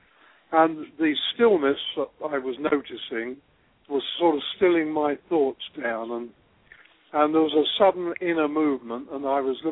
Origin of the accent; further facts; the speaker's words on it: England, United Kingdom; moved away as an adult; now in Australia; I was born in England and grew up on a farm